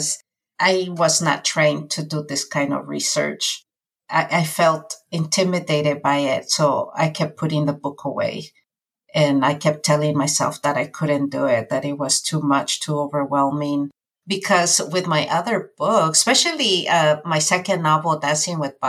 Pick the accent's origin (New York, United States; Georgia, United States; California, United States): California, United States; also born or lived in Mexico; my experiences as an undocumented youth growing up in California